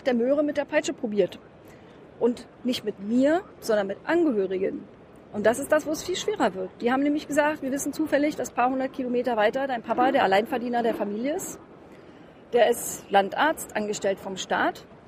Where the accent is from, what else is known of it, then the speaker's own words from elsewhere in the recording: East Germany, Germany; was ich als Ossi gelernt habe, ich habe ja so als Studentin 1989 die Mauer persönlich mit zu Fall gebracht